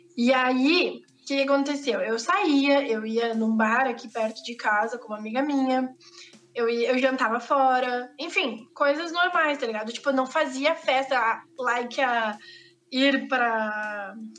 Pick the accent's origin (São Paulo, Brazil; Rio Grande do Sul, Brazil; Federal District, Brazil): Rio Grande do Sul, Brazil; accent: gaúcho; A gente fala muito rápido e a gente fala cantado